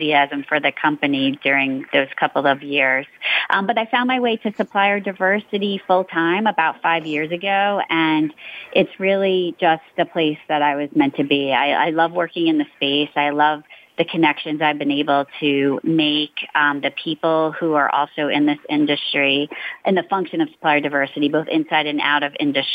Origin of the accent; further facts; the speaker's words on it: New York, United States; also born or lived in Northern Virginia; I'm a lifer, a New Yorker. I grew up in New York. You know, I was born there